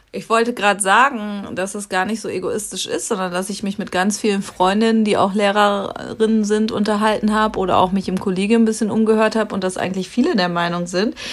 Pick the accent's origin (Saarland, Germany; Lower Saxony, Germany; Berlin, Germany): Lower Saxony, Germany; bei uns in Niedersachsen